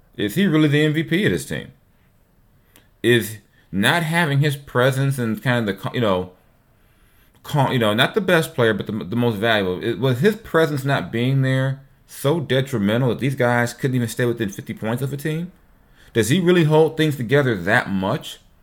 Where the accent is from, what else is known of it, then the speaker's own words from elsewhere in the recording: Long Beach, California, United States; my hometown, Long Beach, California. You know, where I came of age